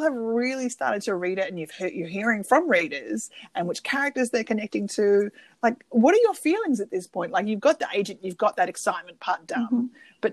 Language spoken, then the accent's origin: English; Australia; now in United States; being Australian who lives in America